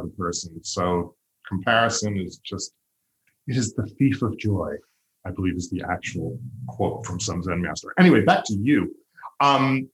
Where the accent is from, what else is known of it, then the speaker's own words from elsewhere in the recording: Long Island, New York, United States; I grew up on Long Island